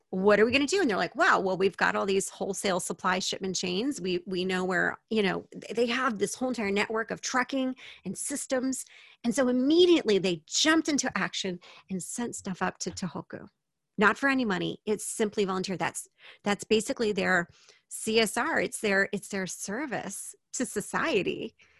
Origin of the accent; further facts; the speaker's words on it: United States; moved away as an adult; now in Japan; I speak English. I'm American. I've lived in Japan